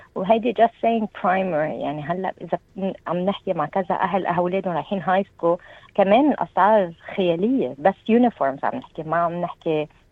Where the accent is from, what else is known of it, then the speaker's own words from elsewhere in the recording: Lebanon; moved away as an adult; now in New South Wales, Australia; نحن عندنا بلبنان